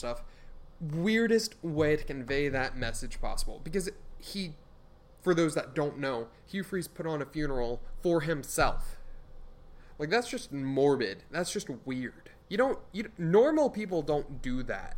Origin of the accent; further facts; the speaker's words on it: Houston, Texas, United States; I'm a Texans fan, I'm from Houston